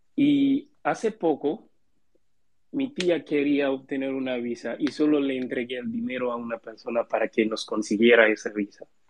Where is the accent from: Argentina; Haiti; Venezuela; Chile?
Haiti; los de mi país